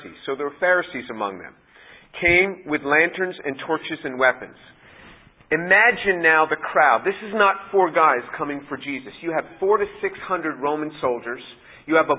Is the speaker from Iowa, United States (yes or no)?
no; just outside New York City, United States; I was born in New York City, grew up just outside of the city